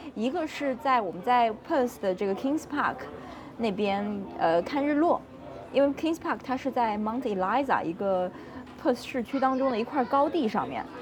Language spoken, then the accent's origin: Chinese; China; now in Australia; 我们中国人不讲究这个饮料嘛